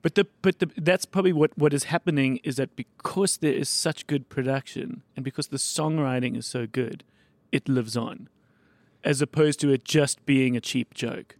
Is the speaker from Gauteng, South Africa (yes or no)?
yes; Johannesburg, Gauteng, South Africa; So I grew up in Bryanston